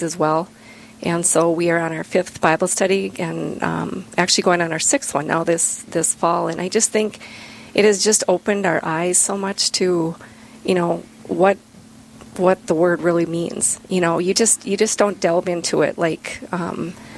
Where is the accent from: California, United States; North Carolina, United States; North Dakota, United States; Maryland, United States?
North Dakota, United States; Bismarck; I grew up here in Bismarck